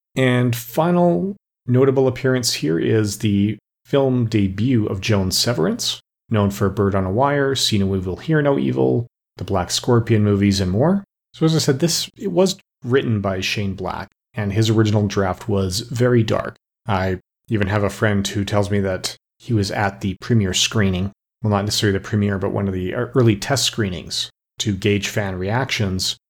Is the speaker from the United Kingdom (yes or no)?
no; Alberta, Canada; growing up in Alberta